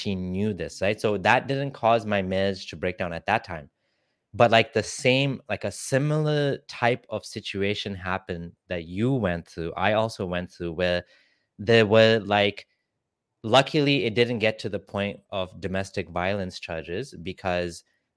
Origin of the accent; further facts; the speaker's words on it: Kenya; I'm actually from Kenya